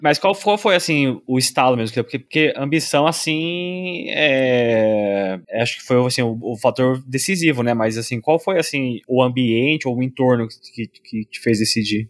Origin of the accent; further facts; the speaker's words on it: São Paulo, Brazil; now in Ireland; eu sou de São Paulo